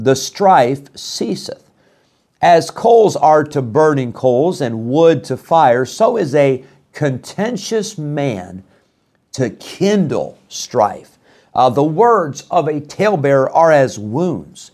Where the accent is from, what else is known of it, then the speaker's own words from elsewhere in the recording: Illinois, United States; moved away; When I was growing up in Illinois, we had a wood burning stove